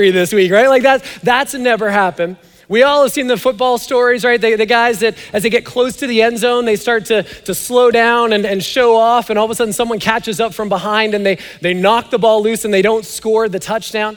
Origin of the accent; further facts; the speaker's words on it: Canada; now in United States; I'm Canadian